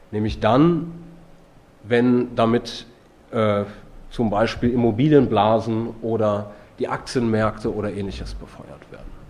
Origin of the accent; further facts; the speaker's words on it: Italy; Und Renzi aus meinem Heimatland, der Verschrotter, der jetzt quasi als der, die neue Hoffnung der italienischen Sozialdemokratie gefeiert wird